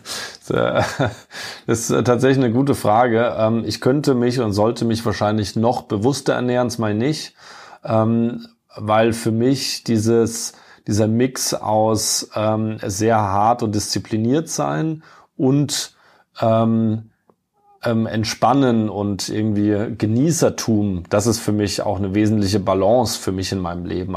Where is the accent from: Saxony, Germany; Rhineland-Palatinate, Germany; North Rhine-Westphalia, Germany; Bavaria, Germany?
Rhineland-Palatinate, Germany; near Kaiserslautern; also born or lived in Munich; now in Frankfurt, Germany; Ich bin ja in der Pfalz aufgewachsen, bin auch äh, äh stolzer äh, gebürtiger ähm, äh, gebürtiger Pfälz in der Nähe von oder direkt im kleinen Vorort von Kaiserslautern aufgewachsen.